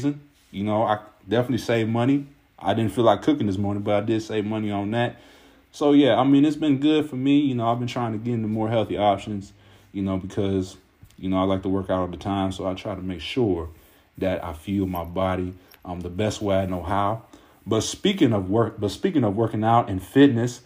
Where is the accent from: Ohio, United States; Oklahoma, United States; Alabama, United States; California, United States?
Ohio, United States; I'm from Ohio.